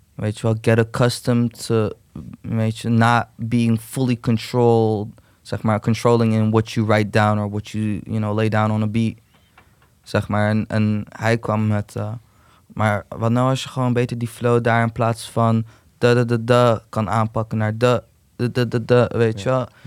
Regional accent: Utrecht, Netherlands; ik ben gewoon Turk. Kom, ik ben gewoon in zuilen opgegroeid

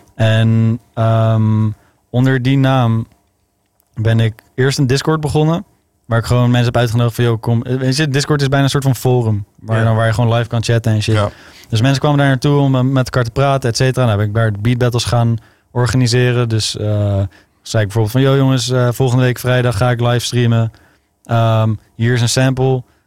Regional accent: Zeist, Utrecht, Netherlands; ik kom uit Utrecht, maar ik ben opgegroeid in Zeist en omgeving.

